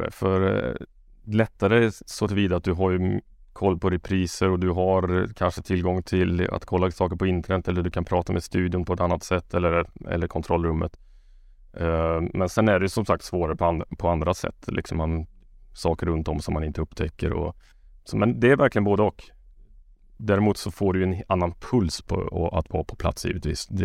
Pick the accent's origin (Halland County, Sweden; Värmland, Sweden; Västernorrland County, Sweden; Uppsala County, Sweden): Värmland, Sweden; Karlstad; Jag är från Karlstad.